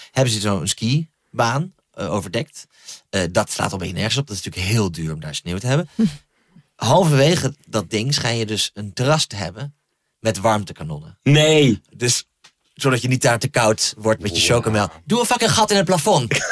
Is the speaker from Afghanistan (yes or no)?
no; Groningen, Netherlands; waar ik opgroeide in Groningen